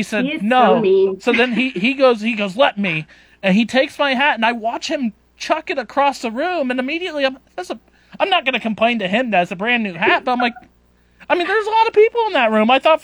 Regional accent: Nebraska, United States; I went and bought a Nebraska Cornhuskers hat, so that way there wasn't any confusion on where I was from.

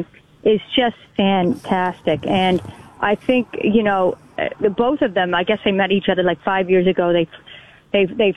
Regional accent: Canada; being Canadian

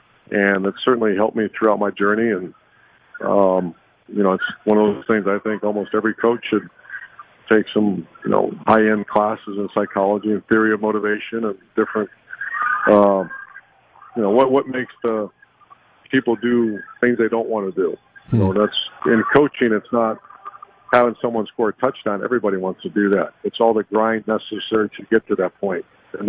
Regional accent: Ashtabula, Ohio, United States; I grew up in the perfect environment, perfect setting. You know, it was a small town where athletics were very, very important.

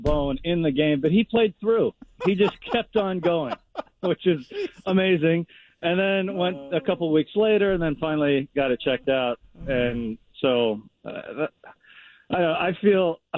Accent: Tacoma, Washington, United States; I grew up in Tacoma

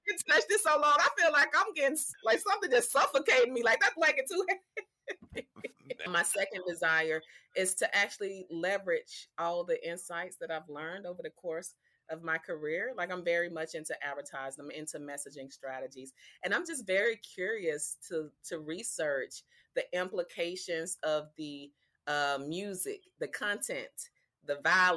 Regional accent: Mobile, Alabama, United States; also born or lived in New York City; I don't even tell people I'm from Mobile anymore.

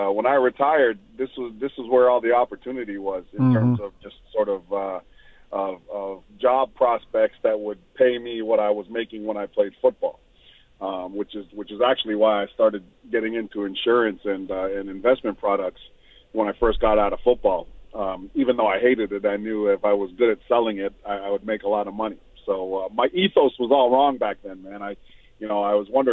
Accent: Mississauga, Ontario, Canada; also born or lived in Auckland, New Zealand / Michigan; my dad moved us to Canada when I was 8 or 9, and then I was raised in Mississauga, Ontario, in the greater Toronto area.

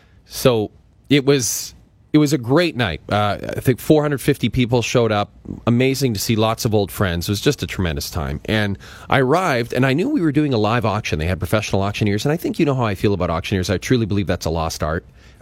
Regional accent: Athabasca, Alberta, Canada; born or raised there; moved away

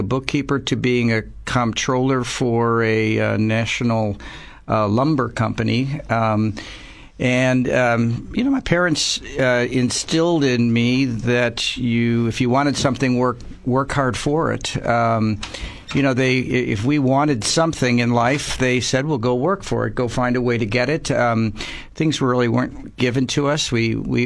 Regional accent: Chicago, Illinois, United States; moved away as an adult; now in San Luis Obispo, United States; I'm originally from Chicago, and I grew up in Chicago to a very middle-class Jewish family

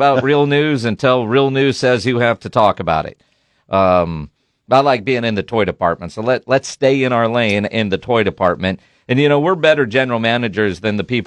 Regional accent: Copperas Cove, Texas, United States; moved away; also born or lived in New York; I grew up in Copper's Cove, right, which is right next to Killeen

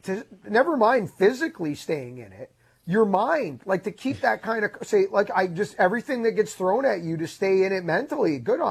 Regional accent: Canada; we're Canadian golf fans

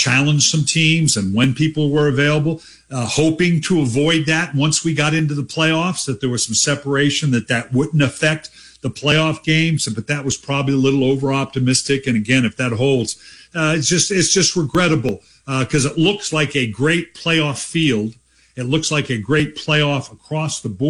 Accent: Dayton, Ohio, United States; now in Columbus, United States; I'm a native of Dayton. I was born in Dayton, Ohio.

